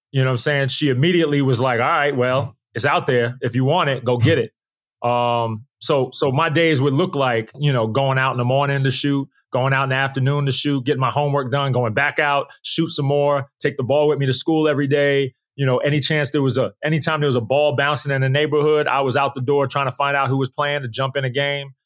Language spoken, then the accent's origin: English; Uniondale, New York, United States; also born or lived in Queens, New York; I was in the suburb of, of New York. It's called, it was called Uniondale